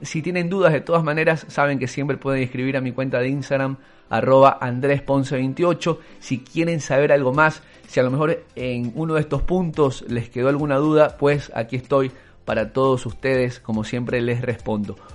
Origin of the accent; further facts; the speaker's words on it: Ecuador; en Ecuador solo el 20% fuéramos ecuatorianos